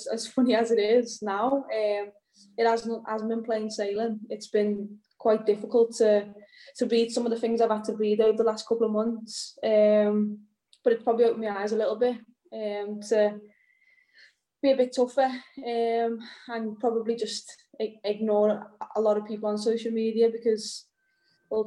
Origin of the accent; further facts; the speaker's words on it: Liverpool, North West England, United Kingdom; also born or lived in Lyon / Manchester; I grew up in Liverpool. It's a city made for football